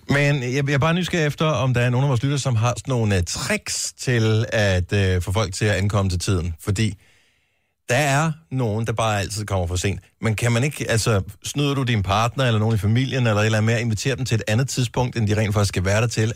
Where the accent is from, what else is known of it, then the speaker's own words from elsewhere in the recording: Esbjerg, Southern Denmark, Denmark; I Esbjerg, oh, min fødeby